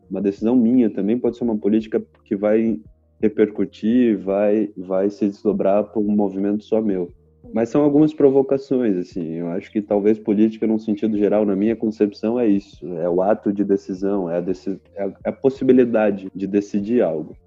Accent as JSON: {"language": "Portuguese", "country": "Brazil", "said": "somos brasileiros"}